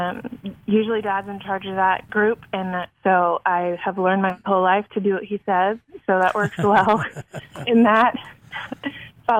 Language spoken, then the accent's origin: English; Longview, Texas, United States; also born or lived in Minnesota / Florida / Czech Republic; I was born and raised in Longview, Texas